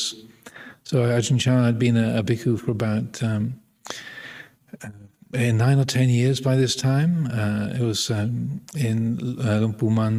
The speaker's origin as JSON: {"language": "English", "region": "England", "country": "United Kingdom", "said": "being English"}